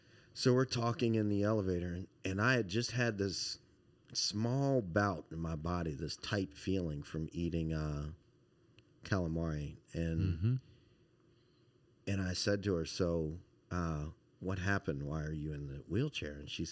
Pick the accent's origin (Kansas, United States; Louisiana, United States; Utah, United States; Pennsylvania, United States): Louisiana, United States; Baton Rouge; You know, and I love seafood. I'm from Baton Rouge. It's like everything we do.